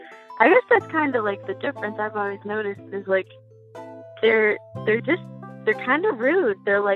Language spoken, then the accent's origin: English; Shelburne, Vermont, United States; also born or lived in western US; now in Waterbury, United States; I'm from Shelburne, but now I live in Waterbury.